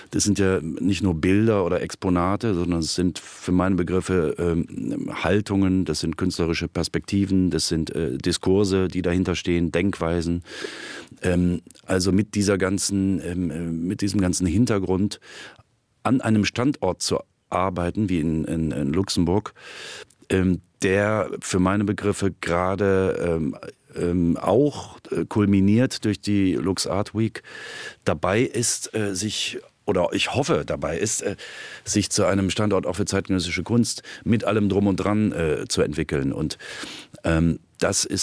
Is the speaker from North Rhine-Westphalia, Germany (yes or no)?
yes; Cologne, North Rhine-Westphalia, Germany; moved away as an adult; now in Berlin, Germany; ich komme ja ursprünglich aus Köln. Ähm, und äh, wir sind damals mit der Galerie ähm, aus Köln 1997 nach Berlin gegangen.